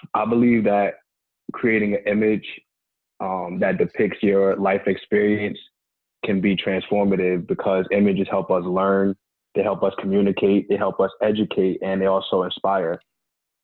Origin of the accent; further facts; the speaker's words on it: New Jersey, United States; moved away as an adult; now in Georgia, United States; the story of me moving from my hometown. 2 years ago, I relocated from New Jersey to Georgia